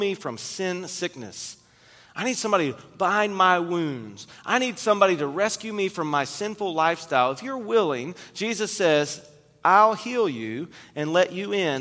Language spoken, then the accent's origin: English; Kentucky, United States; I grew up in Kentucky